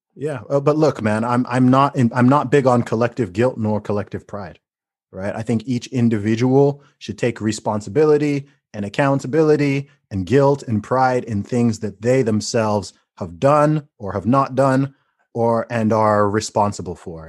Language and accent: English; United Kingdom; as a British person